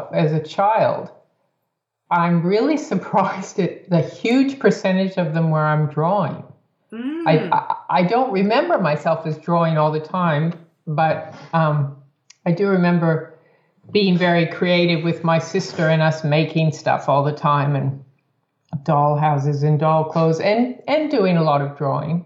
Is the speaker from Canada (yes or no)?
no; United States; growing up in the States